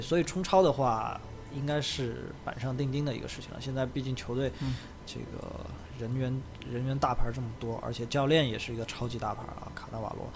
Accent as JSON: {"language": "Chinese", "town": "Leshan", "region": "Sichuan", "country": "China", "tie": "born or raised there", "moved": "yes", "said": "我的老家乐山"}